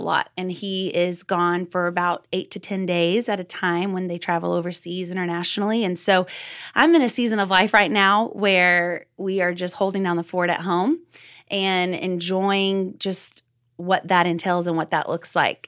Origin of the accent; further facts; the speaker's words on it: Texas, United States; now in Oklahoma, United States; I'm originally from Texas. So once a Texan, always a Texan. I live in Oklahoma now, though, with my husband